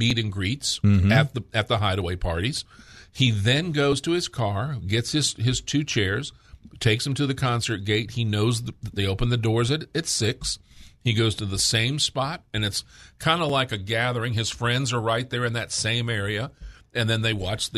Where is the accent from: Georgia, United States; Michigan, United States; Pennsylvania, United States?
Georgia, United States; also born or lived in Houston, Texas; now in Hot Springs, United States; As I said, I relocated from Houston, Texas. I'm originally a Georgia boy.